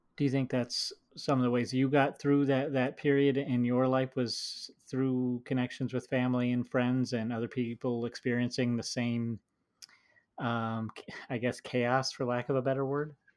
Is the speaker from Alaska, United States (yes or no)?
no; Minnesota, United States; someone who grew up in the Midwest